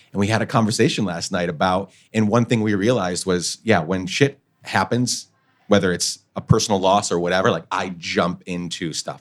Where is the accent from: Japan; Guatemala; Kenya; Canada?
Guatemala; moved away; I grew up in Guatemala